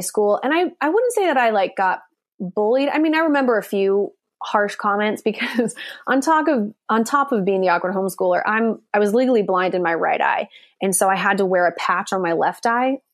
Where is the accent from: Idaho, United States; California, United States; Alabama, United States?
Idaho, United States; Coeur d'Alene; moved away as an adult; also born or lived in Nashville, Tennessee; now in Los Angeles, United States; Coeur d'Alene, Idaho, which is my hometown